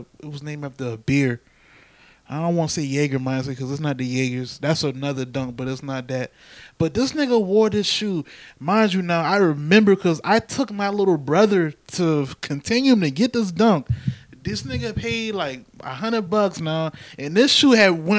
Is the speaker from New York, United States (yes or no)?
no; Charleston, South Carolina, United States; when I grew up in West Ashley